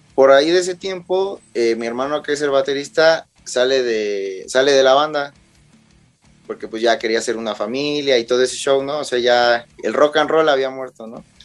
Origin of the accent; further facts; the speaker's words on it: Mexico; somos mexicanos